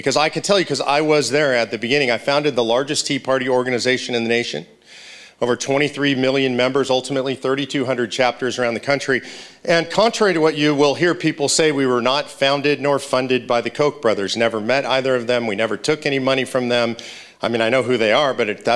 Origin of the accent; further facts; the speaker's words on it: Los Angeles, California, United States; moved away as an adult; also born or lived in Grass Valley, California; now in Texas, United States; I grew up in Los Angeles, California